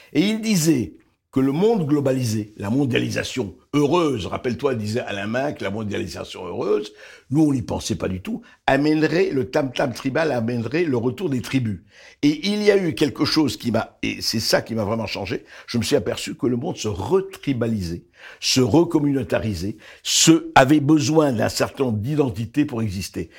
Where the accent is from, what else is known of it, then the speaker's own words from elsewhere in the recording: Beirut, Beirut Governorate, Lebanon; now in France; je suis né au Liban, je suis né à Beyrouth